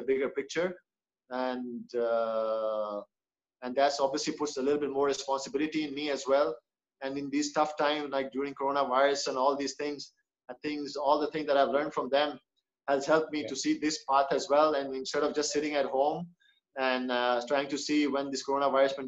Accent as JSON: {"language": "English", "country": "Pakistan", "said": "when things were bad at home in Pakistan"}